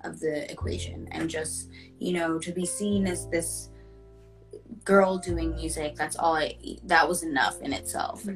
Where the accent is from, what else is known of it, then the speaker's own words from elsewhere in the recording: Pickering, Ontario, Canada; now in Toronto, Canada; I'm originally from Pickering, which is a smaller town outside of Toronto